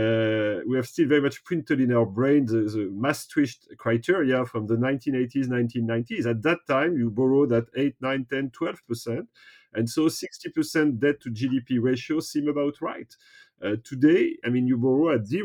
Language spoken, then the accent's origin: English; France; I was born and raised in the French traditional school system